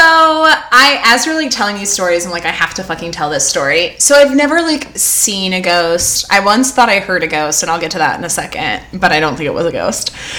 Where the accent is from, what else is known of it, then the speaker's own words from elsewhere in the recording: California, United States; also born or lived in New Orleans; growing up in California